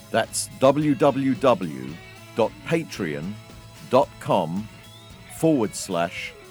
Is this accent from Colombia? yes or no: no; London, United Kingdom; accent: North London; I can hear my voice was a bit higher and my North London accent was a bit stronger.